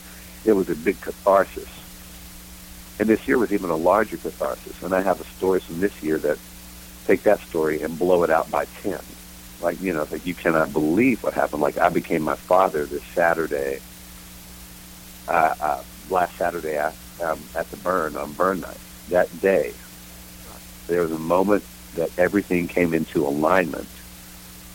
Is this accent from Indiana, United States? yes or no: no; Texas, United States; moved away as an adult; He called me … because I was from …as